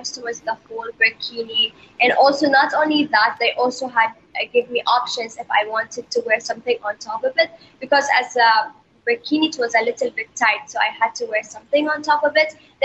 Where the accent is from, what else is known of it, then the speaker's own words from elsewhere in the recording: Bahrain; For me, as you all know, I'm from Bahrain, and Bahrain is a Muslim country.